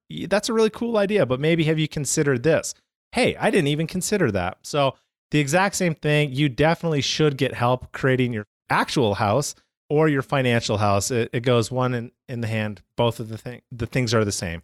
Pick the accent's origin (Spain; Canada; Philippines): Canada; I'm from Canada, right? So, pretty much, like, half the year is snow.